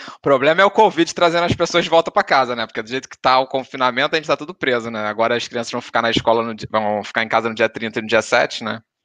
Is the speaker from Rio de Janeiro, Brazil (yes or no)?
yes; Rio de Janeiro, Brazil; now in Portugal; a gente é carioca